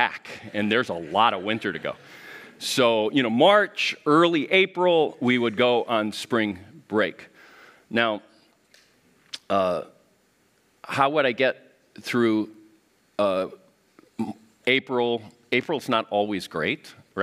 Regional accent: Miami, Florida, United States; moved away; I grew up in Miami area

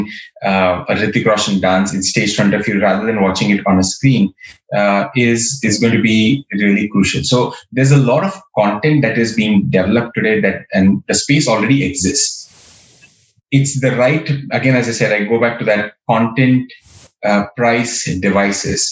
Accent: Kolhapur, Maharashtra, India; moved away; I grew up in Kolhapur, which is a city in Maharashtra, close to Mumbai, a few hours south of Pune

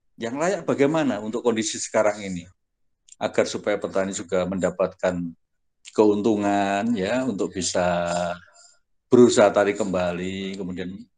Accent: Ngawi, East Java, Indonesia; moved away; asal saya dari Ngawi

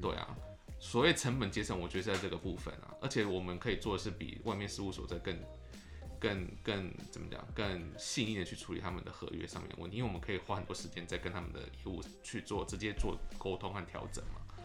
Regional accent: Taiwan; moved away as an adult; now in Japan; 我就想要跟我们公司说，让我回台湾工作一个月

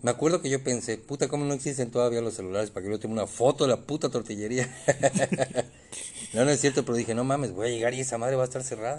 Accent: Mexico; also born or lived in Mérida; como buen mexicano

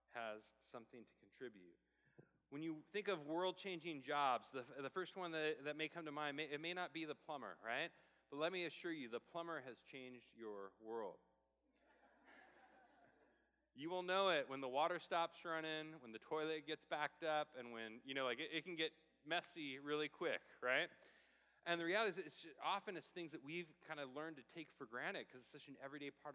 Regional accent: Portland, Oregon, United States; moved away; I'm from Portland

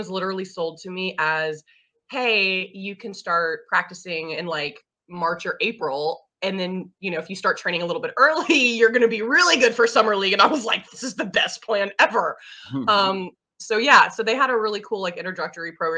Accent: Huntsville, Alabama, United States; moved away as an adult; also born or lived in Seattle area; now in Seattle, United States; I'm from Huntsville, Alabama, so north end of the state.

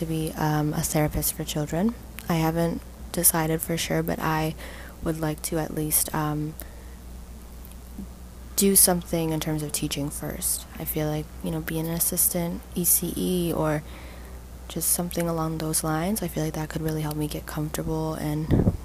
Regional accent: Toronto, Ontario, Canada; I grew up in Toronto, Ontario, and I currently do not live in Toronto

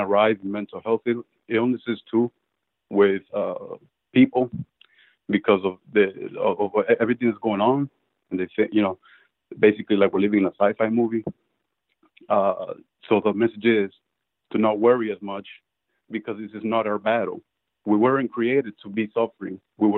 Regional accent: Venezuela; English is a second language; now in United States; I came from Venezuela. I'm Latino.

